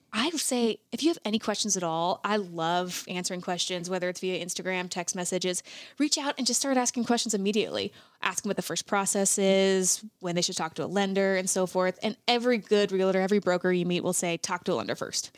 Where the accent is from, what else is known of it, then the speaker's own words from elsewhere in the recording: Montana, United States; I am born and raised fifth generation Montanan